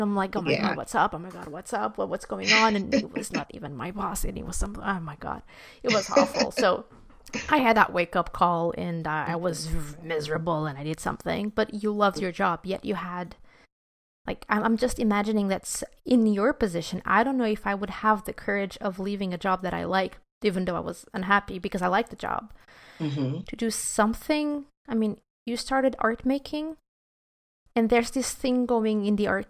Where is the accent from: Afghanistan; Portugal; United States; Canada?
Portugal; I'm from Portugal, and there's this mentality here